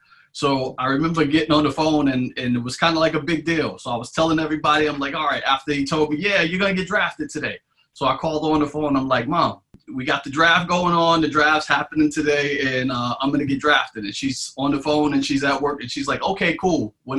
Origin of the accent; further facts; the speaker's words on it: New York, United States; But for me growing up, we grew up in Shea Stadium, right? And I used to say we grew up in Shea Stadium.